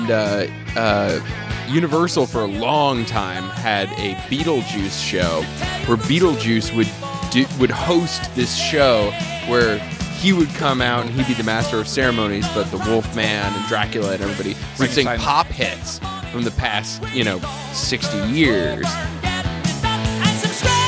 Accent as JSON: {"language": "English", "region": "New Hampshire", "country": "United States", "tie": "born or raised there", "said": "growing up in New Hampshire"}